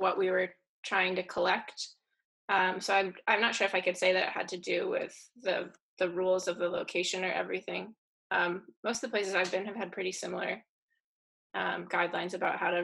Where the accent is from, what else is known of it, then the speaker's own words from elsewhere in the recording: Vermont, United States; the house that I grew up in Vermont